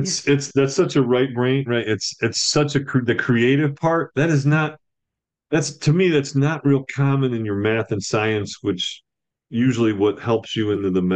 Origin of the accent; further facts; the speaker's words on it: upstate New York, United States; also born or lived in Tampa, Florida / Poughkeepsie, New York; when I was born in Tampa, then to Poughkeepsie, and then to upstate New York, my mom told my dad, no more moving. And so I grew up stable.